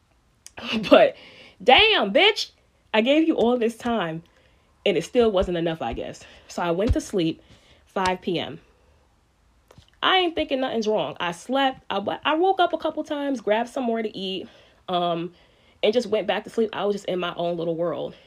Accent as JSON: {"language": "English", "town": "New York City", "region": "New York", "country": "United States", "tie": "born or raised there", "moved": "as an adult", "lives_now": "upstate New York, United States", "said": "I'm from Spanish Harlem, born and raised"}